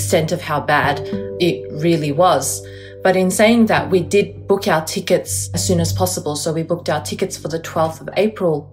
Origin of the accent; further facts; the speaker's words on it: Melbourne, Victoria, Australia; I'm an Uyghur who was born and raised in Melbourne, Australia